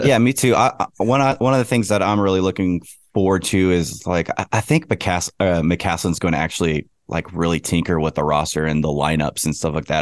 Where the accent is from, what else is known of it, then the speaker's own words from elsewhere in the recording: Lubbock, Texas, United States; I'm from Lubbock. I've been going to games my whole life